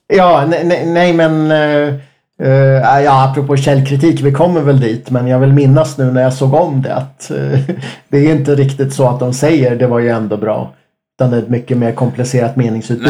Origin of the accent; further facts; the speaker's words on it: Enköping, Uppsala County, Sweden; jag är ju från Enköping